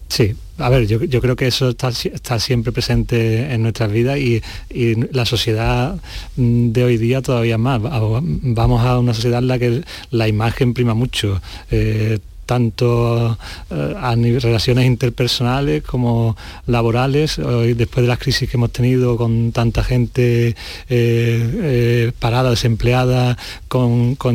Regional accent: La Algaba, Andalusia, Spain; Exactamente, mi pueblo, La Algaba.

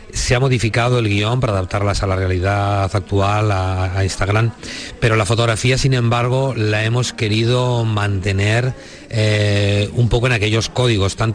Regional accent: Molina de Aragón, Castilla-La Mancha, Spain; born there; mi corazón puesto en la tierra donde nací, en Molina de Aragón, eh, en el Alto Tajo

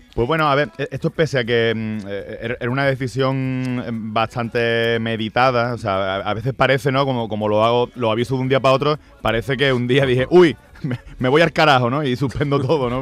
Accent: Andalusia, Spain; yo soy andaluz

